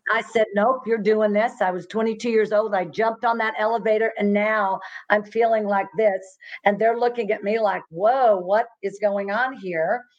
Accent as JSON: {"language": "English", "town": "Fort Worth", "region": "Texas", "country": "United States", "tie": "born or raised there", "said": "I was born and raised in Fort Worth"}